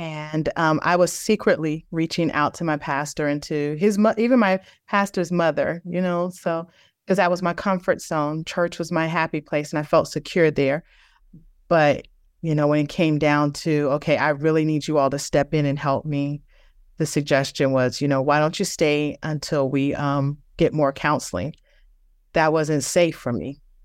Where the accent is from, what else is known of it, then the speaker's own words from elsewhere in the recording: Virginia, United States; moved away as an adult; also born or lived in Houston, Texas / Denver, Colorado; I'm originally from Virginia. We were living in Houston.